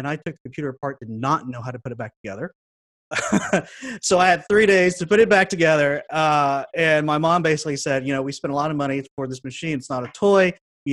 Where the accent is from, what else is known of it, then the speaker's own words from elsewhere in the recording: Dallas, Texas, United States; moved away as an adult; now in Toronto, Canada; I grew up in Dallas when there wasn't a whole lot of Hmong people around